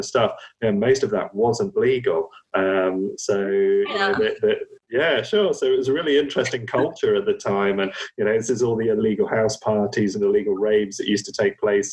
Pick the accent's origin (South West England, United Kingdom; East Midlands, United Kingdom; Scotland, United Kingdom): South West England, United Kingdom; Cornwall; growing up in Cornwall